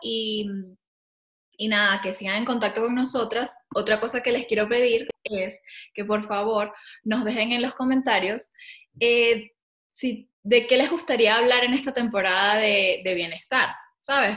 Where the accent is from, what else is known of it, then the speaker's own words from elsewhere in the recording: Venezuela; moved away as an adult; also born or lived in Caracas; now in Madrid, Spain; Yo vivo también en Madrid, soy venezolana, pero vivo en Madrid